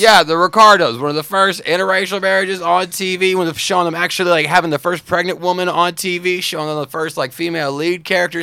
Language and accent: English; the South, United States; me growing up in the South